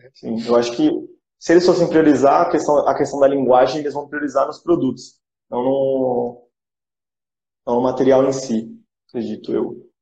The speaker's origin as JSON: {"language": "Portuguese", "country": "Brazil", "said": "nós como brasileiros"}